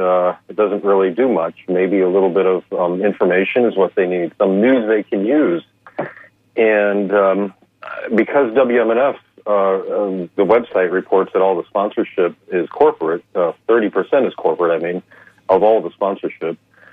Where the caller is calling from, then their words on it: Clearwater, Florida, United States; here in Clearwater.